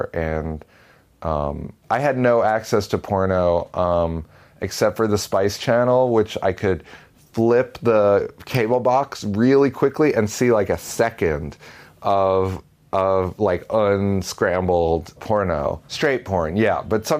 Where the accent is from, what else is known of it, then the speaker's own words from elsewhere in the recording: Paramus, New Jersey, United States; I'm 38, and I graduated high school in 1999. I grew up in Paramus, New Jersey.